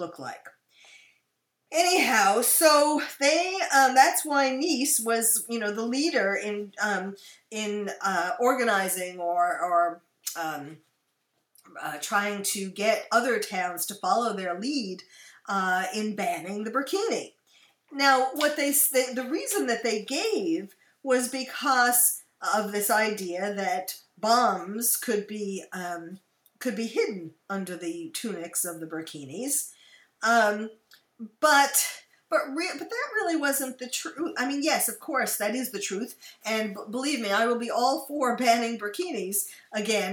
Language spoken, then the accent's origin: English; United States; also born or lived in France / Belgium; I am usually spotted as an American